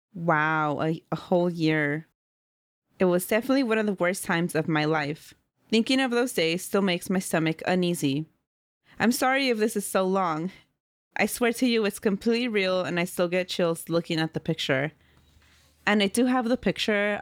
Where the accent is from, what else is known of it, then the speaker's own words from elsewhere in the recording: Oakland, California, United States; also born or lived in Central Valley, California; I grew up in Oakland, California, and then we moved to the Central Valley.